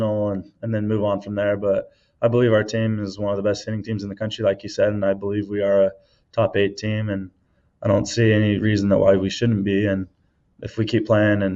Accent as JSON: {"language": "English", "town": "Page", "region": "Arizona", "country": "United States", "tie": "born or raised there", "said": "I grew up on Lake Powell and Page growing up from when I was a baby till about 12 years old"}